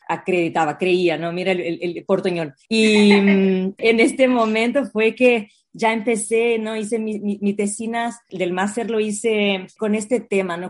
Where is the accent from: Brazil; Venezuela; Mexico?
Brazil; Spanish is a second language; moved away as an adult; now in Spain; soy brasileña, vivo en España hace casi 11 años ya ahora